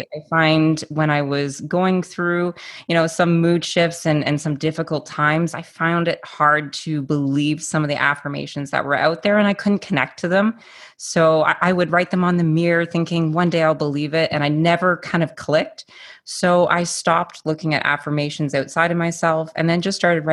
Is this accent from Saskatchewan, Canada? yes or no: no; Toronto, Ontario, Canada; I'm from Toronto, Ontario, up here in Canada